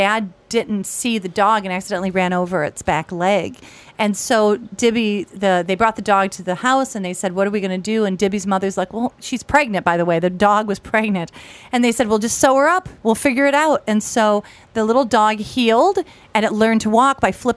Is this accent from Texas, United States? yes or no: no; Jamestown, New York, United States; now in Los Angeles, United States; my hometown of Jamestown, New York